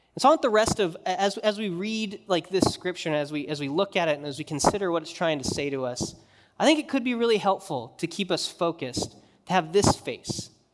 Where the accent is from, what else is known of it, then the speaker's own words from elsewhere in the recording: Wyoming, United States; moved away; when I grew up in Wyoming